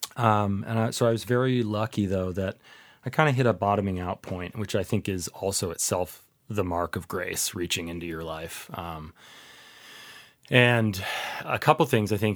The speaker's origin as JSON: {"language": "English", "town": "Seattle", "region": "Washington", "country": "United States", "tie": "born or raised there", "also_born_or_lived": "Oxford, United Kingdom", "moved": "as an adult", "lives_now": "Ohio, United States", "said": "I grew up in the Seattle area"}